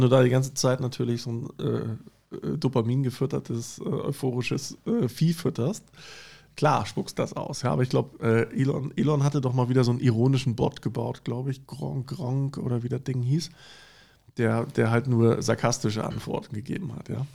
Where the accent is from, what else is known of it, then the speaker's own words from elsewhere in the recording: Germany; wir als Deutsche